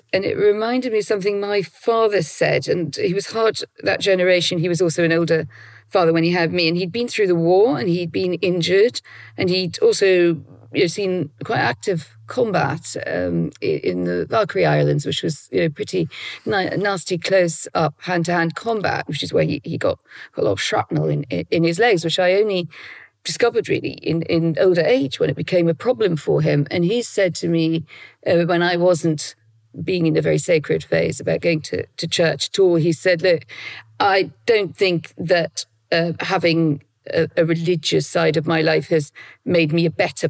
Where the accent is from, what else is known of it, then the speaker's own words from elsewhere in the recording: North East England, United Kingdom; So I grew up in, as you say, very much in a Roman Catholic world, in my education, in my household.